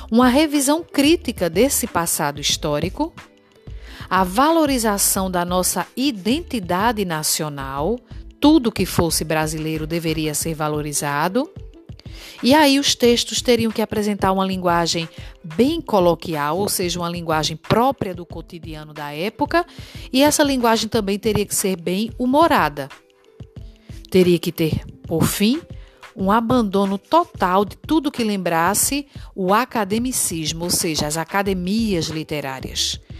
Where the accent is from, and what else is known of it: Brazil